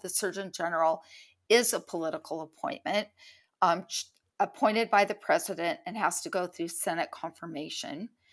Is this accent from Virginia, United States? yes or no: no; San Francisco Bay Area, California, United States; I grew up in the San Francisco Bay Area